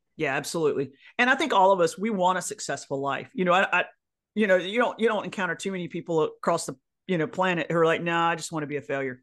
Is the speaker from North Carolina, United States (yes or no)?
yes; North Carolina, United States; in the South where I grew up, North Carolina was my hometown